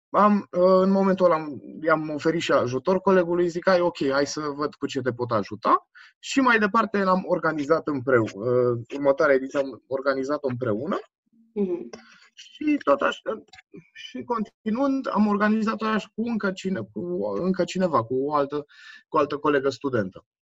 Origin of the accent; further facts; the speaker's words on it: Brașov, Brașov County, Romania; also born or lived in Germany; sunt născut în Brașov, acum, acum 26 de ani. Da, toată, aproape toată viața mea am petrecut-o în Brașov